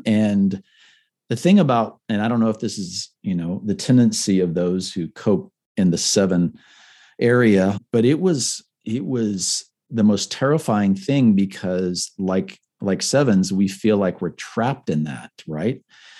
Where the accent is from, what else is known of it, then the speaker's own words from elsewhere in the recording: Puerto Rico; also born or lived in Panama / Miami, United States; I grew up surfing in Puerto Rico. I grew up, you know, in the jungles, looking at sloths and iguanas in Panama, and growing up in Miami